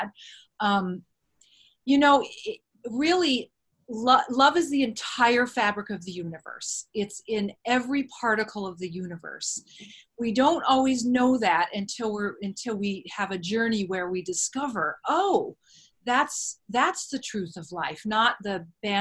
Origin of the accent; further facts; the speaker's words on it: between San Diego and Orange County, Southern California, United States; I grew up in Southern California, between San Diego and Orange County pretty much all my life